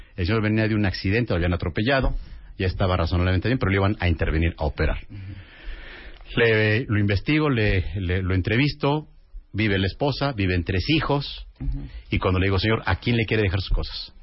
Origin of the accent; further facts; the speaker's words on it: Mexico; así somos los mexicanos